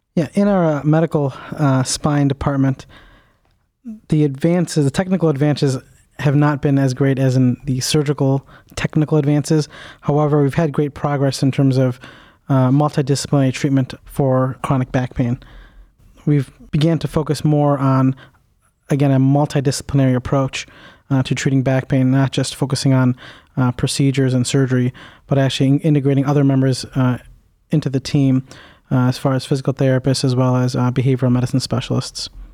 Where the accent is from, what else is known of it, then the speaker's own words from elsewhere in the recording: Cleveland, Ohio, United States; I am a native, uh, east sider of Cleveland, so I went to high school here